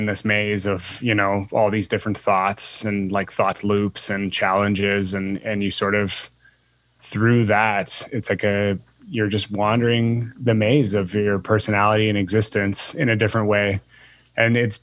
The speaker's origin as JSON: {"language": "English", "town": "Guelph", "region": "Ontario", "country": "Canada", "tie": "born or raised there", "said": "I grew up in a small city outside of Toronto called Guelph."}